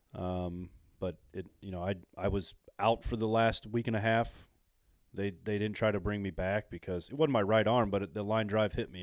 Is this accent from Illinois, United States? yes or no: yes; Illinois, United States; I'm from Illinois